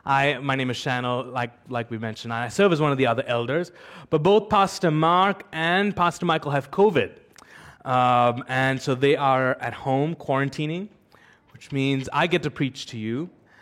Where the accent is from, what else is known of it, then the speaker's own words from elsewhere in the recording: United Arab Emirates; I'm an Indian, but I've actually lived in the UAE all my life. The UAE feels like it's my home.